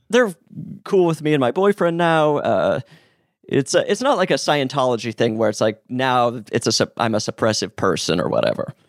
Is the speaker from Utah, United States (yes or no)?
yes; Utah, United States; I'm from Utah